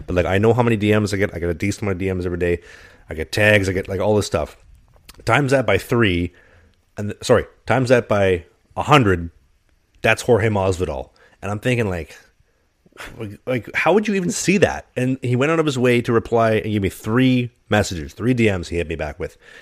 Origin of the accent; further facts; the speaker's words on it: Canada; as a Canadian